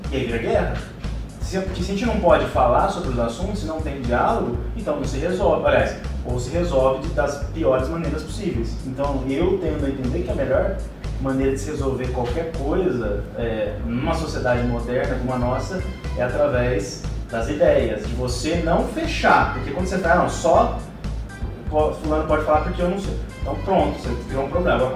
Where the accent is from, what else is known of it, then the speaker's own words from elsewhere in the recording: Brazil; Eu sou brasileiro